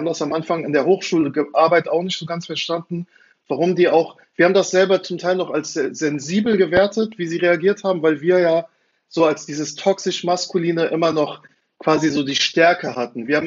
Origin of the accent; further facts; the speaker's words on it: Frankfurt, Hesse, Germany; Also ich, ich bin selber in Frankfurt aufgewachsen und fand es äh, faszinierend.